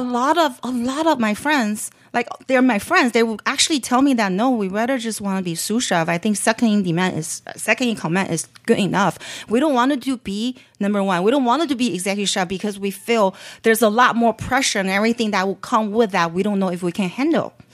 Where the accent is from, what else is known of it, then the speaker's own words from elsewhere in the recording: Beijing, China; moved away; also born or lived in San Francisco Bay Area; growing up in Beijing